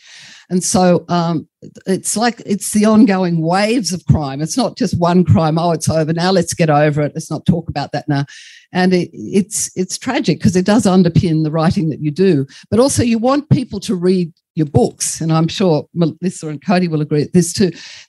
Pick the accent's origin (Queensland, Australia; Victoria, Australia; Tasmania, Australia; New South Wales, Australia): New South Wales, Australia; Sydney; moved away as an adult; also born or lived in Bourke / Northern Territory; growing up in Sydney, you kind of didn't notice what was happening in the rest of the country.